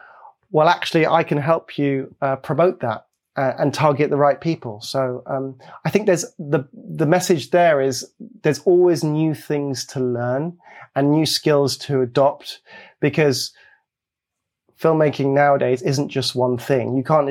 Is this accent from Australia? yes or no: no; Belgium; also born or lived in Hong Kong; I was born in Hong Kong and I grew up in Belgium.